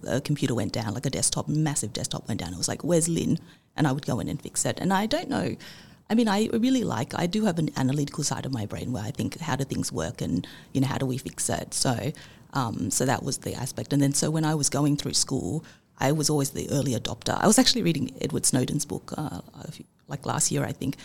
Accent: Sydney, New South Wales, Australia; growing up in Australia in the 80s and 90s

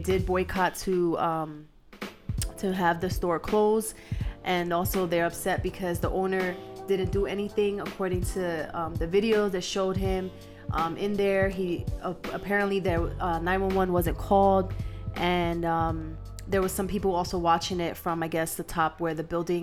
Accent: New York City, New York, United States; now in El Paso, United States; In the South Bronx, you know, my hometown.

